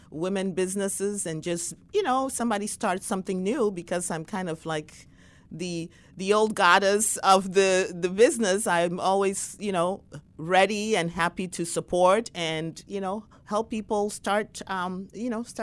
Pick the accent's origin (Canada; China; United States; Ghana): Ghana; was younger and in my 20s growing up in Ghana, West Africa, I could say even though uh, you know we were raised in a wonderful family